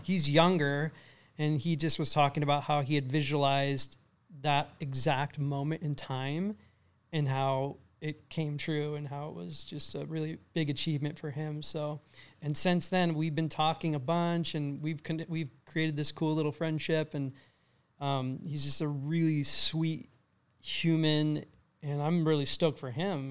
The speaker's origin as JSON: {"language": "English", "region": "California", "country": "United States", "tie": "born or raised there", "also_born_or_lived": "Lake Forest, California / Huntington Harbour, California", "said": "I kinda was all over California until I was around ten"}